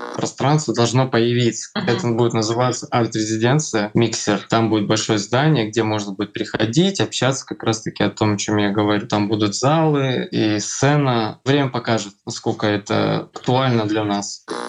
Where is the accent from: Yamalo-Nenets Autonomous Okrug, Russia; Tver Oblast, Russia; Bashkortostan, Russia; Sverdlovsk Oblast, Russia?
Yamalo-Nenets Autonomous Okrug, Russia; Noyabrsk; я родился здесь, именно в Ноябрьске